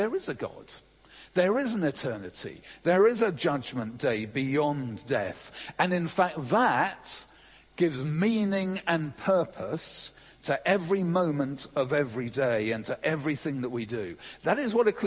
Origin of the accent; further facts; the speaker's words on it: England, United Kingdom; I'm English